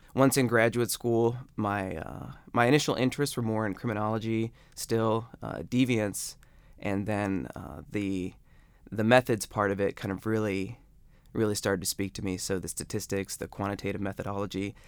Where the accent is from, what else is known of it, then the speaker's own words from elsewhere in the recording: Akron, Ohio, United States; moved away; I'm from Akron.